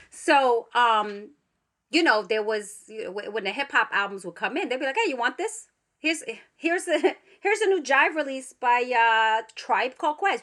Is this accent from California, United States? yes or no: no; New York City, New York, United States; I grew up in the Bronx.